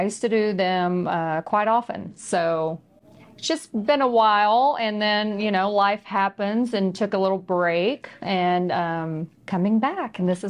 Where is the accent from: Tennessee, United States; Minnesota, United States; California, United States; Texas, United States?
Texas, United States; I'm just a Texan.